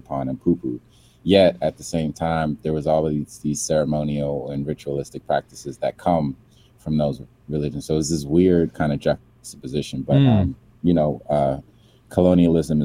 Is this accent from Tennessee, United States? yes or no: no; Silver Spring, Maryland, United States; also born or lived in Atlanta, Georgia / Nigeria; I grew up in the DMV, as it's called, by way of Silver Spring, Maryland.